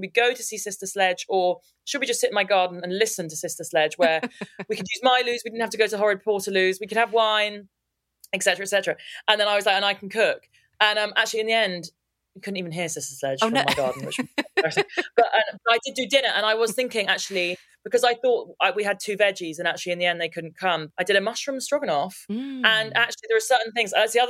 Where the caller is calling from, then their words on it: London, United Kingdom; I'm talking from London, obviously.